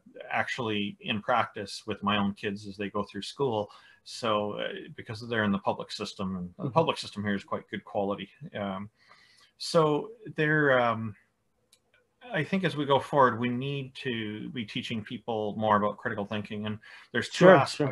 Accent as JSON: {"language": "English", "country": "Canada", "said": "I'm Canadian"}